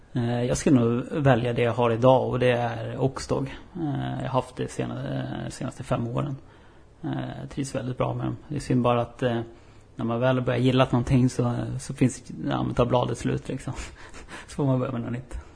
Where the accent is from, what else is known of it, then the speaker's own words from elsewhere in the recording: Upplands Väsby, Stockholm County, Sweden; moved away as an adult; now in Umeå, Sweden; då flyttade jag hem och så gick jag ut gymnasiet i, i Väsby där jag kommer ifrån